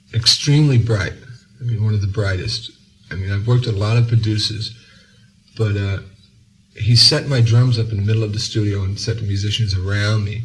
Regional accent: New York City, New York, United States; I'm from New York, and I'm proud of it. I'm really from Brooklyn

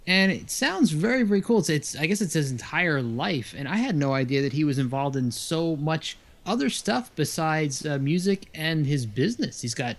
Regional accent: Monmouth County, New Jersey, United States; moved away; Funny, I grew up in Monmouth County, New Jersey.

